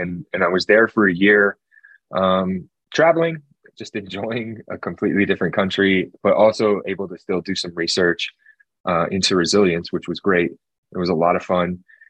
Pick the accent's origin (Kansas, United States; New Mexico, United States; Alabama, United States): New Mexico, United States; Albuquerque; So I'm from Albuquerque. I'm a Albuquerque native.